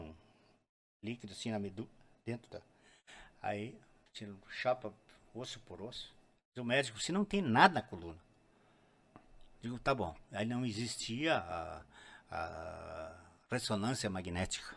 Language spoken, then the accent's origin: Portuguese; Gaúcho, Rio Grande do Sul, Brazil; eu sou gaúcho mesmo